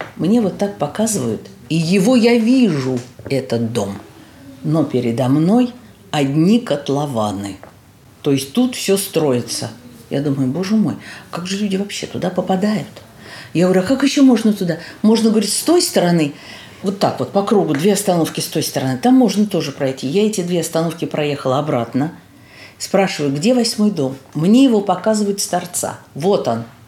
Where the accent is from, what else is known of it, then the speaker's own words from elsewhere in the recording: Moscow, Russia; also born or lived in Kapotnya, Moscow; Я родилась на Покровке